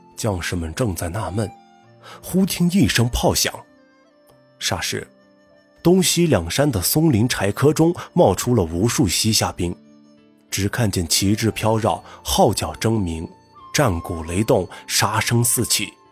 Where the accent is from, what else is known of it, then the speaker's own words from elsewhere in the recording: Gulang, Gansu, China; 我是来自甘肃武威的一个小县城，古浪县